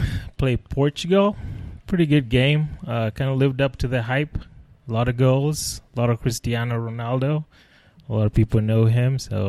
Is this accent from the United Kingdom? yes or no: no; Nairobi, Kenya; moved away; So I grew up in Nairobi, Kenya.